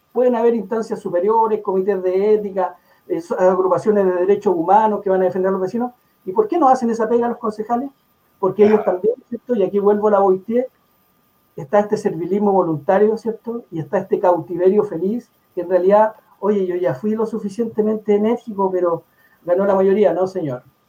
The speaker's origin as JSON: {"language": "Spanish", "town": "La Florida", "region": "Santiago Metropolitan Region", "country": "Chile", "tie": "born or raised there", "also_born_or_lived": "Puente Alto", "said": "yo nací en Puente Alto, viví ahí en la población El Esfuerzo hasta más o menos los siete años. Y a los ocho llegué a la Florida"}